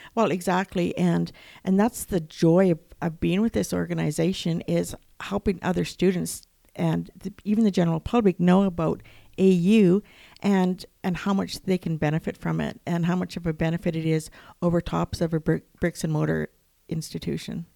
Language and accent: English; Lethbridge, Alberta, Canada; I am from Lethbridge